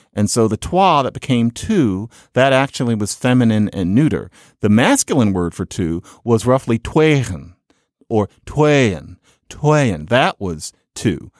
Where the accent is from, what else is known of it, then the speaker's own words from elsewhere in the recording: Philadelphia, Pennsylvania, United States; I'm from Philadelphia